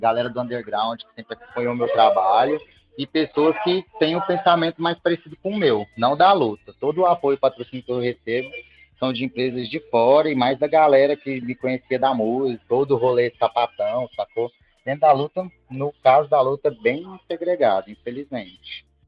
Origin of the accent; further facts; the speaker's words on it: Goiânia, Goiás, Brazil; Sou de Goiânia